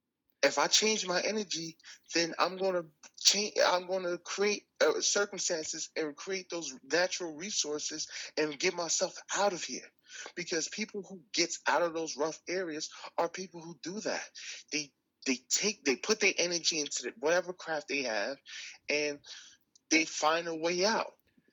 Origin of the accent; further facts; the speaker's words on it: Newark, New Jersey, United States; Yes. I'm from Newark, New Jersey.